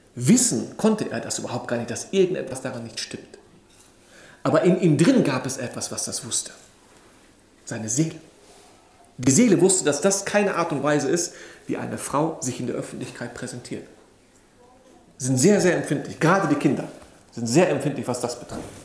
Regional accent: Germany; Ich bin in diesem Land groß geworden. Ich bin hier geboren, aufgewachsen

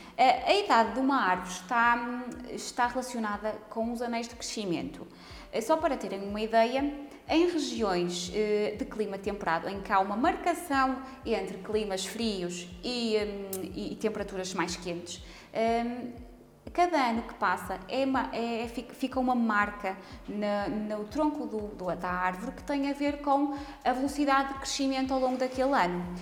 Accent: Póvoa de Lanhoso, Norte, Portugal; eu cresci na Póvoa de Lenhoso

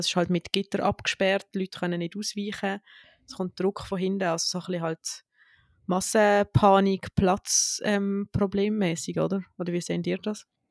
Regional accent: Switzerland; wir starten jetzt als Schweizer Mehrkampfteam

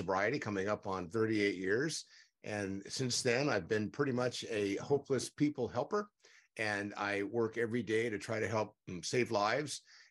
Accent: San Diego, California, United States; I grew up in San Diego, still here

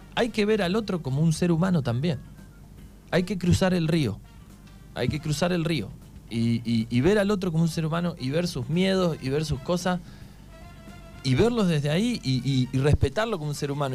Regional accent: Argentina; ¿de dónde sos? Le digo, Argentina.

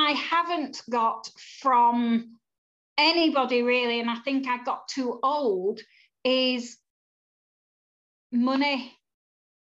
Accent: Yorkshire and the Humber, United Kingdom; I'm a Yorkshire girl

